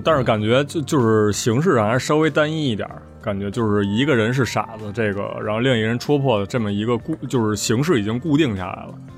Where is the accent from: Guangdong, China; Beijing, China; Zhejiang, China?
Beijing, China; 我们这种身为北京人